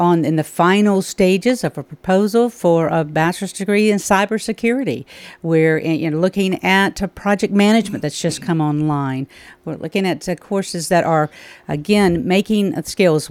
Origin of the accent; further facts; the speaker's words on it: Alabama, United States; moved away as an adult; also born or lived in Birmingham, Alabama / Mississippi / West Virginia / Georgia; now in Tennessee, United States; I was born and raised in Alabama